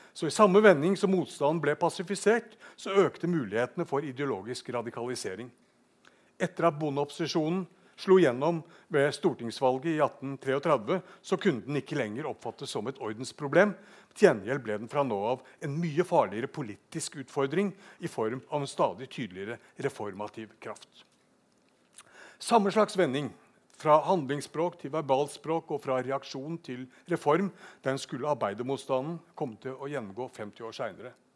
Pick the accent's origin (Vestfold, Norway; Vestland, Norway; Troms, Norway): Vestland, Norway; Bergen; Bergen det er min hjemby